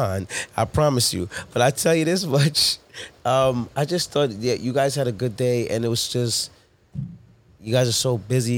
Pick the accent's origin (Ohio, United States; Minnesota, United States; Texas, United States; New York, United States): New York, United States; New York City; born or raised there; also born or lived in Toronto, Canada / Harlem / Hempstead